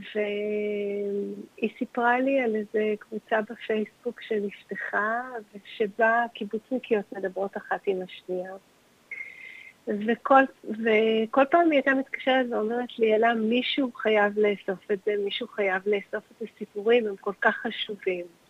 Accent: Tel Aviv, Tel Aviv District, Israel; ואני נולדתי וגדלתי בתל אביב

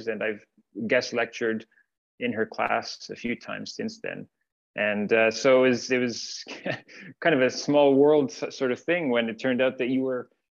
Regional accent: Ottawa, Ontario, Canada; moved away as an adult; also born or lived in Finland; now in Montreal, Canada; I grew up in Ottawa

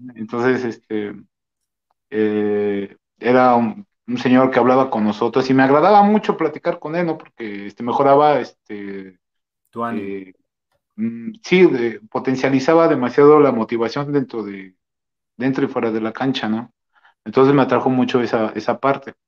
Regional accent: Mexico; nosotros como mexicanos tenemos esa este, costumbre

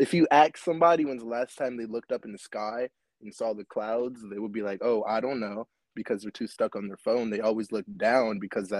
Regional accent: Williamsburg, Virginia, United States; I am 14 years old, and I am from Williamsburg, Virginia

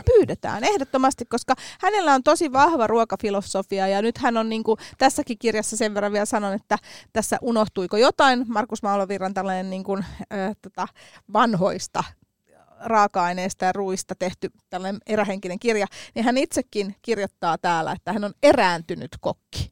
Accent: Helsinki, Uusimaa, Finland; mä oon Töölöstä kotoisin

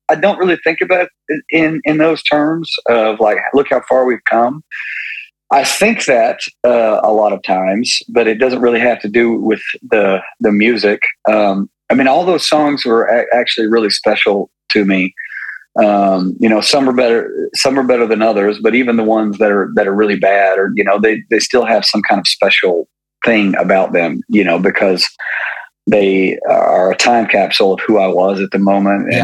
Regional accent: Maryville, Tennessee, United States; I'm from I'm from Maryville, Tennessee

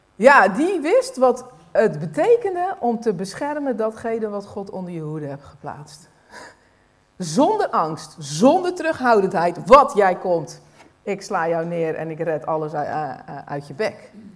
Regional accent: Netherlands; als Nederlanders

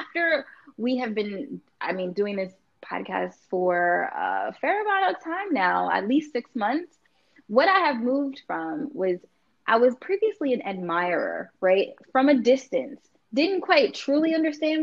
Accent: New York, United States; I'm from New York.

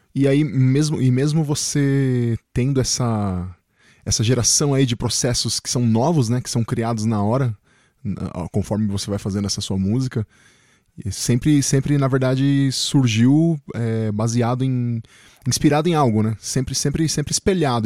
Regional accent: Chile; now in Brazil; eu nasci no Chile, né? Vim pro Brasil, mas sempre vivi na cidade.

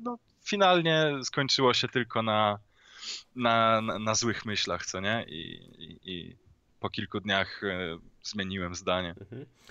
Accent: Poland; skąd pochodzę? No, w sensie no z Polski

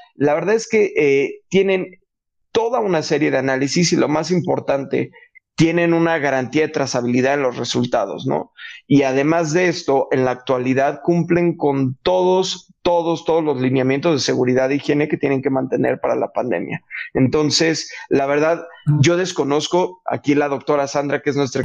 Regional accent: Mexico; como mexicanos, inclusive como latinos

